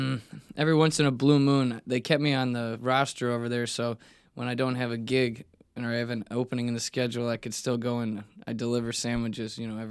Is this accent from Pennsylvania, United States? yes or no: no; Naperville area, Illinois, United States; Yeah, like we just say Chicago so people from out of town can understand. Yeah. So I used to say I'm from Chicago.